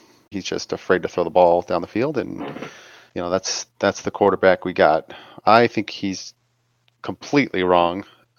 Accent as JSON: {"language": "English", "town": "San Diego", "region": "California", "country": "United States", "said": "I'm from San Diego."}